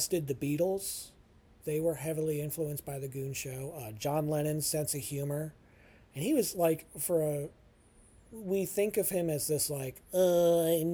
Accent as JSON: {"language": "English", "country": "United States", "said": "as an American living in Merca"}